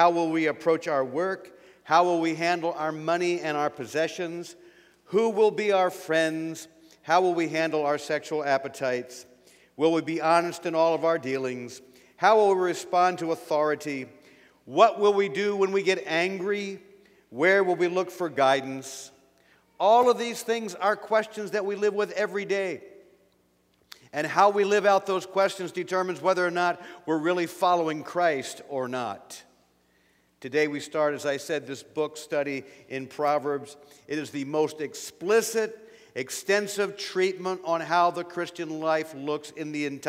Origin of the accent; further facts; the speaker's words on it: Pennsylvania, United States; now in Ohio, United States; I'm from Pennsylvania